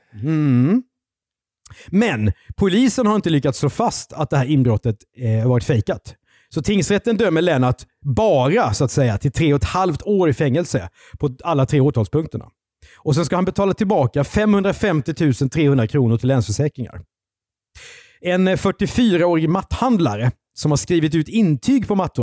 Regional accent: Karlskrona, Blekinge, Sweden; Karlskrona där jag är född

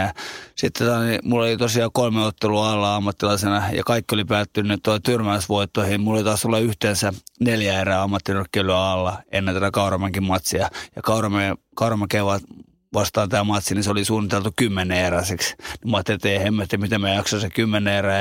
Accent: Finland; kasvanut ja syntynyt Suomessa

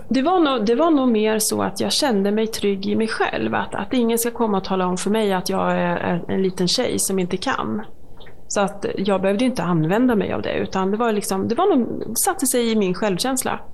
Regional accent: Malmköping, Södermanland, Sweden; also born or lived in Eskilstuna / Katrineholm; Jag är uppvuxen i Malmköping, så det är ju Sörmland

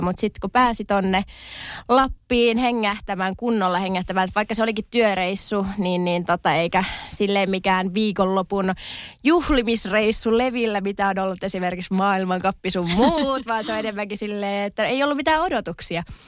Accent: Tornio, Lapland, Finland; accent: Tornio Valley dialect; moved away as an adult; also born or lived in Levi; now in Helsinki, Finland; tosiaan Torniosta kotoisin

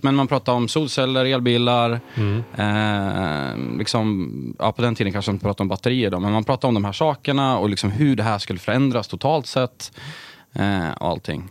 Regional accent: Sundsvall, Västernorrland County, Sweden; Jag började jobba på ett elbolag som fanns i Sundsvall där jag är uppvuxen

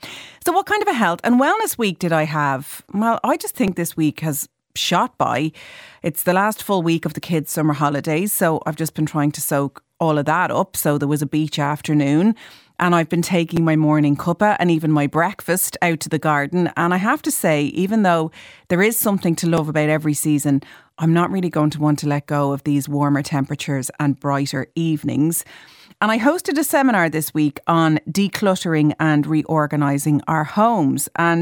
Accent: Ireland; as Irish people, we're so obsessed with talking about the weather.

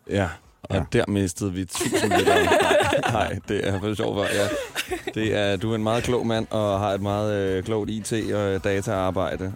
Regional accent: Smørum, Capital Region of Denmark, Denmark; moved away; i Smørum. Og, øh, der er jeg også vokset op

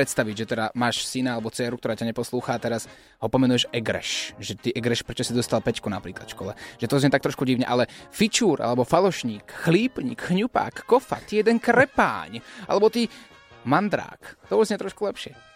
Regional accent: Slovakia; našou krásnou rodnou krajinou

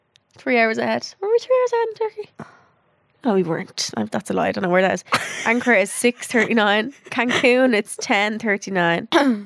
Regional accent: Dublin, Leinster, Ireland; where are you from? I was like, Dublin.

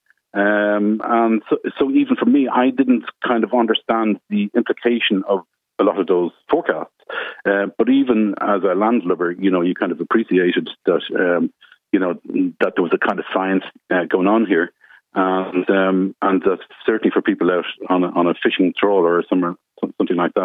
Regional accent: Bettystown, Leinster, Ireland; I grew up in Bettystown, just outside Drogheda

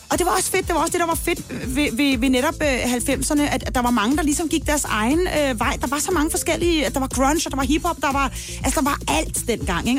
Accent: Denmark; derhjemme i Danmark

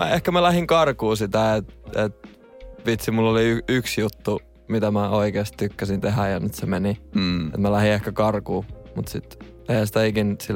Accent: Kaarina, Southwest Finland, Finland; also born or lived in Turku; now in Helsinki, Finland; tai tyksiin syntynyt, mutta siellä mä oon kasvanut siellä Littoisissa.

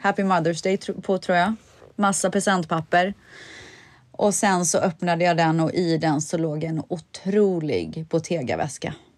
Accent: Sweden; jag är svensk

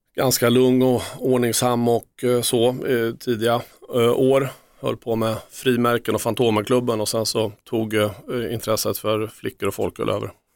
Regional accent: Örebro, Örebro County, Sweden; Jag är från Örebro

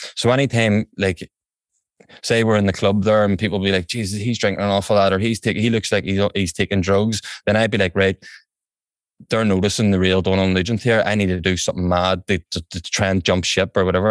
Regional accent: Belfast, Northern Ireland, United Kingdom; also born or lived in England; I'm from West Belfast here in County Antrim

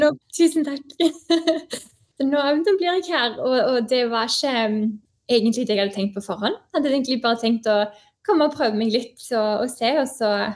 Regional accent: Stavanger, Rogaland, Norway; moved away as an adult; also born or lived in Oslo; now in Canada; jeg kommer fra Stavanger, som er en fantastisk eh, by.

